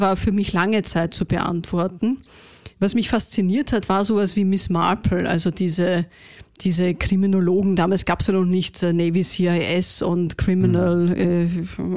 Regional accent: Vienna, Austria; ich bin eine waschechte Wienerin tatsächlich

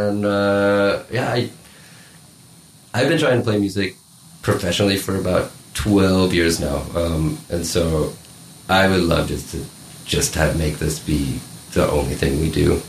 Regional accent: Colorado, United States; now in Munich, Germany; I'm from Colorado in America

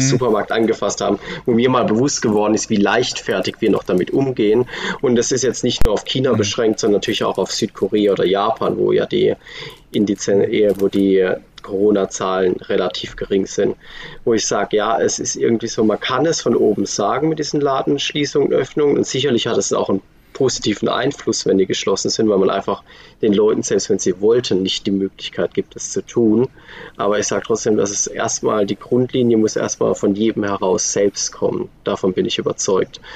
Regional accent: Germany; now in Switzerland; als Deutscher

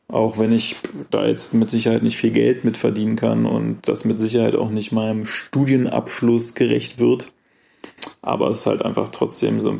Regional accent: Germany; accent: German; versuche ich mich anzustrengen, so zu reden, dass man vielleicht nicht sofort meinen deutschen Akzent ähm, bemerkt.

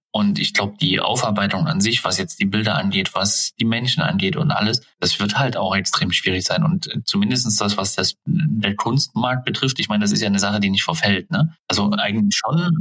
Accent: Germany; wir sind ja auch typisch deutsch

